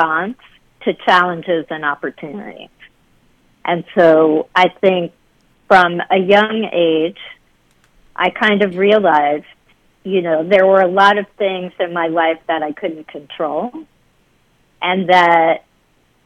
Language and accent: English; Dobbs Ferry, New York, United States; also born or lived in Queens, New York City; I grew up in Dobbs Ferry, which is a suburb of New York City.